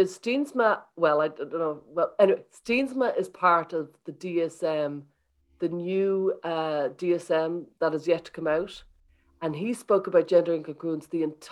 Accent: Dublin, Leinster, Ireland; Dublin, I'm from Dublin

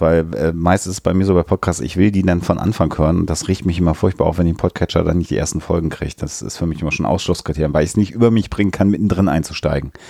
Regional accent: Germany; Ich komme ja eher aus dem äh, Hannoveraner ostwestfälischen Raum.

